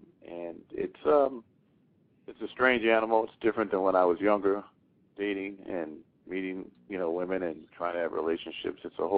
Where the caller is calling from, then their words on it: Philadelphia, Pennsylvania, United States; I'm calling from Philadelphia, Pennsylvania.